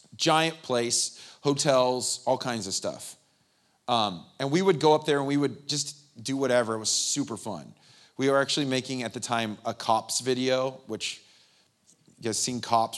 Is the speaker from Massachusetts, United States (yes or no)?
no; San Bernardino, California, United States; I grew up in the Inland Empire, San Bernardino